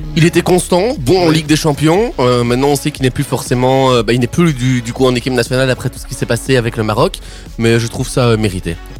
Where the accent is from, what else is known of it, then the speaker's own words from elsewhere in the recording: Liège, Wallonia, Belgium; je suis liégeois